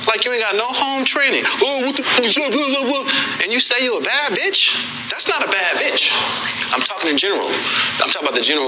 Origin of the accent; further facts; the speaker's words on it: Los Angeles, California, United States; And I'm from South Central.